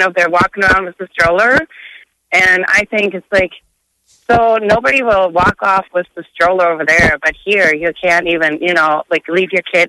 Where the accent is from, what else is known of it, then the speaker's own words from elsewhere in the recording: Germany; now in United States; So I grew up in Germany